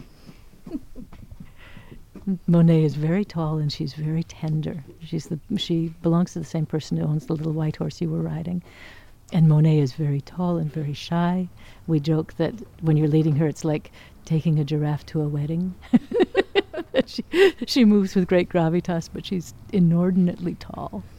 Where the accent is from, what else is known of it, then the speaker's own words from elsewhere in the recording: Oregon, United States; I was raised in Oregon